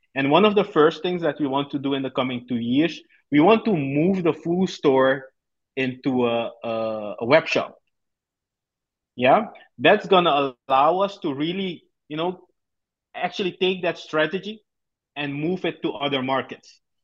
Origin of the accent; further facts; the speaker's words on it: Suriname; born and raised in Suriname in South America